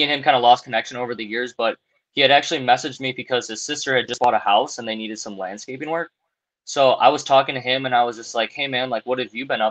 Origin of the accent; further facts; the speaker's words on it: Wisconsin, United States; I'm from Wisconsin